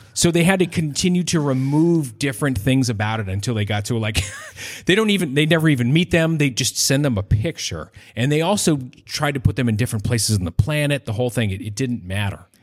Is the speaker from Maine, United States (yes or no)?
yes; Maine, United States; I'm a trombone player and I'm from Maine